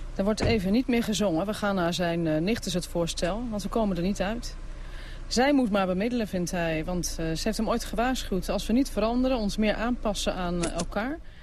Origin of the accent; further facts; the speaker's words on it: Netherlands; moved away as an adult; now in Lahore, Pakistan; ik als Nederlander